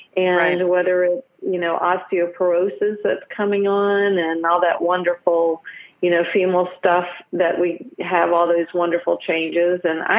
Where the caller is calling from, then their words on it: Southern Pines, North Carolina, United States; I'm actually in Southern Pines, North Carolina.